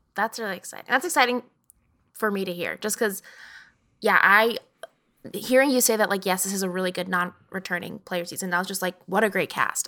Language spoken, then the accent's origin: English; Texas, United States; I'm from Texas, so the accent